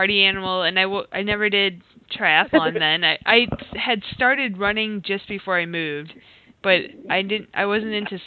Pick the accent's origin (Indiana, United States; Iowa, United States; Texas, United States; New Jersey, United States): Iowa, United States; moved away as an adult; I'm originally from Iowa